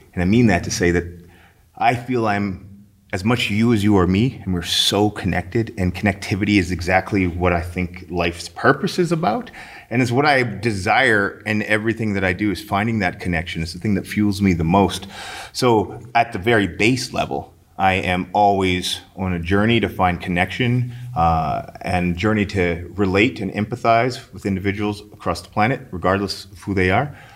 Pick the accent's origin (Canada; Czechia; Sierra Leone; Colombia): Canada; St. Albert, Alberta; I grew up in Saint Albert.